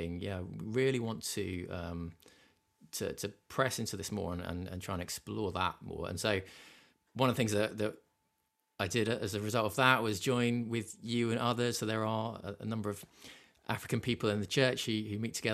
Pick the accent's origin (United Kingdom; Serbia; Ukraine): United Kingdom; England; as an English person